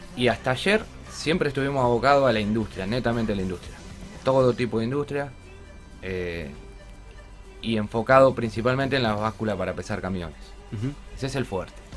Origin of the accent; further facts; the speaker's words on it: Rosario, Santa Fe, Argentina; yo soy de Rosario